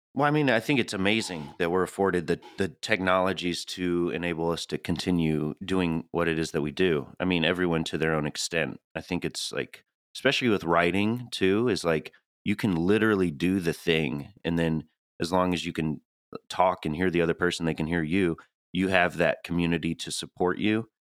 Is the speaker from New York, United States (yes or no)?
no; Tennessee, United States; accent: Tennessee; moved away; I'm from the Southeast, and Julie always rolls her eyes when I change that "ah" to an epsilon